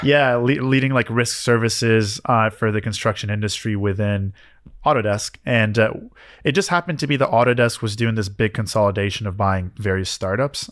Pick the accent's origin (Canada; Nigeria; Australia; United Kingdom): Canada; now in United States; I had to wait for my green card as a Canadian.